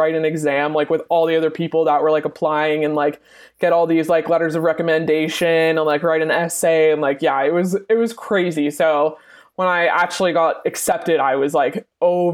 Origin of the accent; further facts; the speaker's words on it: Southern Ontario, Canada; moved away as an adult; now in Edmonton, Canada; Born and raised in Southern Ontario